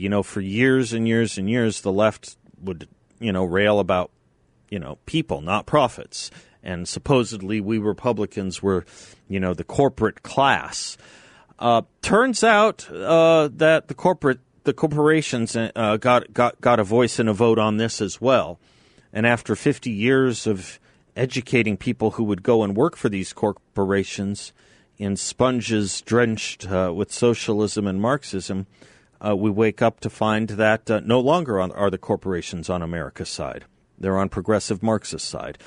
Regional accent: United States; As an American

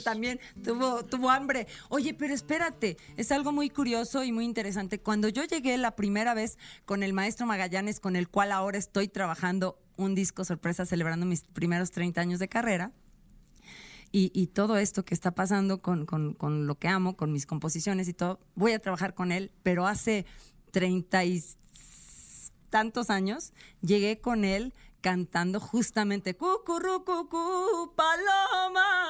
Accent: San Luis Potosí, Mexico; San Luis Potosí, mi tierra natal

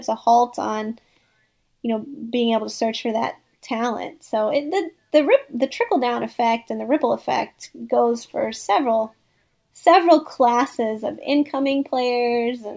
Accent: Northeast Missouri, United States; now in Cocoa Beach, United States; I make the annual pilgrimage to Northeast Missouri every summer with my dog in the back seat to visit my hometown

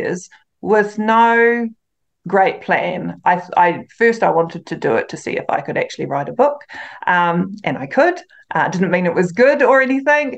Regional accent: near Waitomo, central North Island, Waikato, New Zealand; it's actually about 15 minutes away from my hometown, so I grew up with it just down the road.

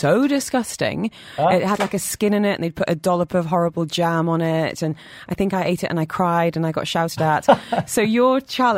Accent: United Kingdom; now in Dubai, United Arab Emirates; growing up in the UK

